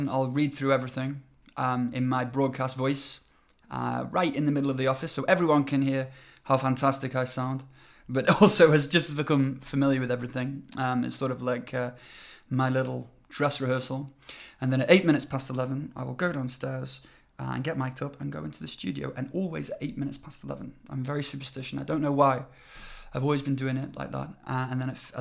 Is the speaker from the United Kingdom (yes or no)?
yes; United Kingdom; now in China; I'm British